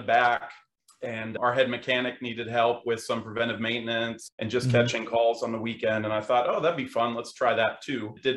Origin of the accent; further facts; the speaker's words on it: Los Angeles, California, United States; now in Cary, United States; we grew up in Los Angeles